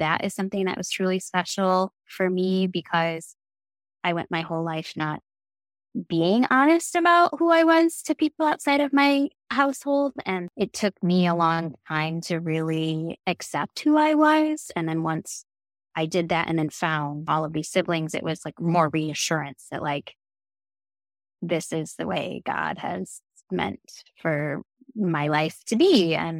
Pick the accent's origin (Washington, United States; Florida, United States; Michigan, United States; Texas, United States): Michigan, United States; Detroit; I grew up in the Metro Detroit area